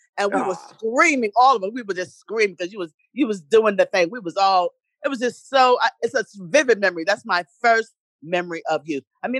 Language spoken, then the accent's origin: English; New York City, New York, United States; also born or lived in Winston-Salem, North Carolina; Yes, I'm from Winston-Salem, North Carolina. North Carolina? Yes, but I was raised in Harlem, in New York.